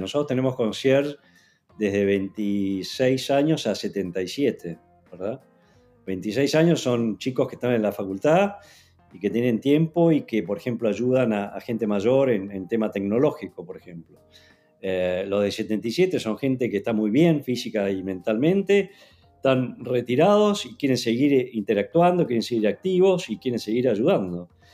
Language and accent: Spanish; Argentina; siendo argentino